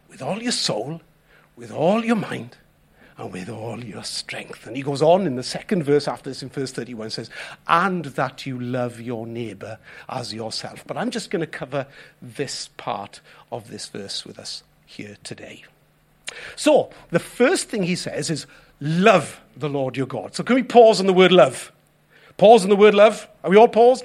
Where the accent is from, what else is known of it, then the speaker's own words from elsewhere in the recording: Wales, United Kingdom; us as Welsh people